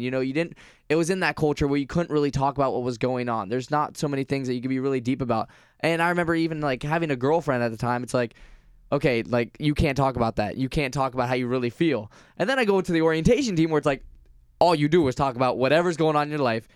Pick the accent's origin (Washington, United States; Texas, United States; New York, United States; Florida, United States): Florida, United States; Vero Beach; I grew up in Vero Beach, Florida, which is majority older, white, kind of conservative